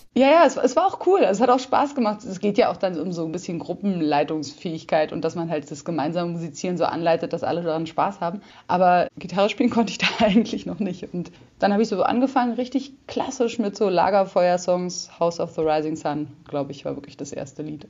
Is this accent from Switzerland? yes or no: no; Berlin, Germany; also born or lived in South America; ich bin in Berlin geboren und eigentlich bis auf eine Zeit, die ich in Südamerika gelebt habe, war ich immer hier